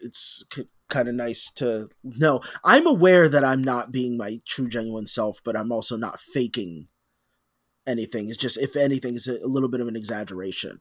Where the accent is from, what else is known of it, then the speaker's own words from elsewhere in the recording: United States; I am an American